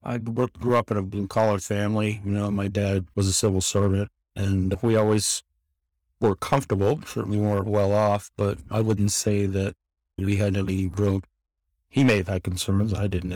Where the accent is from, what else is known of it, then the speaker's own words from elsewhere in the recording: Queens, New York, United States; also born or lived in Brooklyn; I'm from New York originally, grew up in, it was born in Brooklyn, lived there for just a couple of years when I was very young, and then we moved to Queens. So I grew up in Queens, New York